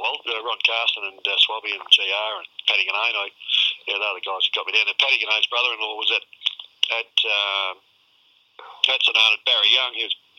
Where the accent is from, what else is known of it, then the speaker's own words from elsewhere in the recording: Avoca, Victoria, Australia; But actually, I belonged to St. Kilda because I came from Avoca, but St. Kilda cleared me to Richmond.